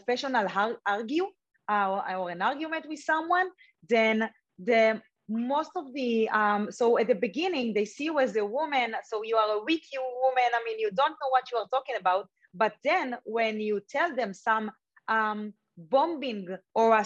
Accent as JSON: {"language": "English", "country": "Israel", "tie": "born or raised there", "said": "I grew up in Israel"}